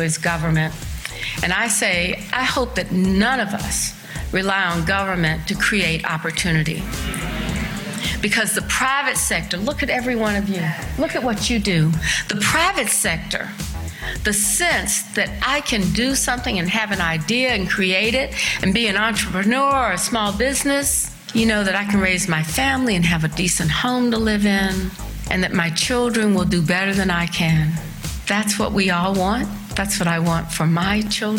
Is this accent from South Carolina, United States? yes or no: yes; Columbia, South Carolina, United States; now in Charlotte, United States; I grew up in a family from Columbia, South Carolina